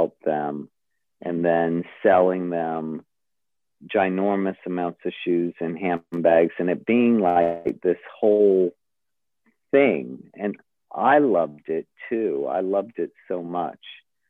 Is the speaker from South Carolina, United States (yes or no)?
yes; Charleston, South Carolina, United States; moved away; I am from Charleston, South Carolina. And I was born and raised there and left there in 1980.